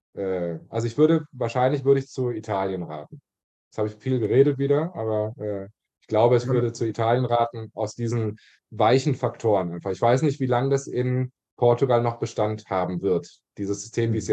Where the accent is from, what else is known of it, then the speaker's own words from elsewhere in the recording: Germany; now in Barcelona, Spain; als Deutscher